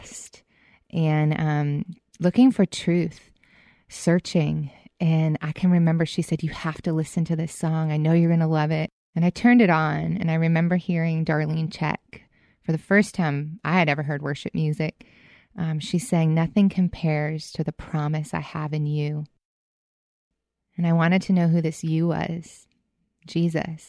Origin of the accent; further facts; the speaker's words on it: Boston, Massachusetts, United States; Growing up in Boston